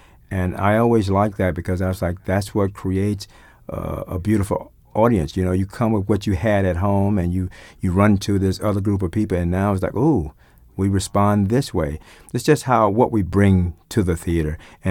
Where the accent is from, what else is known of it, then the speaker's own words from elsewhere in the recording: Florida, United States; I grew up poor in Florida, and all of us are introduced to Shakespeare in school, in English class.